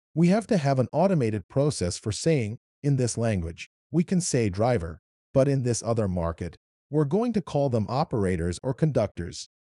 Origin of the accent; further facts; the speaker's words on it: Kuwait; accent: Arabic; English is a second language; moved away as an adult; also born or lived in Iran / Wichita, Kansas; I'm from Iran, but moved to Kuwait when I was seven